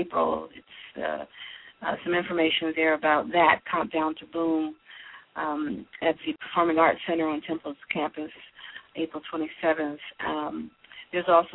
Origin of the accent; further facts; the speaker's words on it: Philadelphia, Pennsylvania, United States; also born or lived in Washington, D.C. / Texas / Houston; I'm born and raised in Philadelphia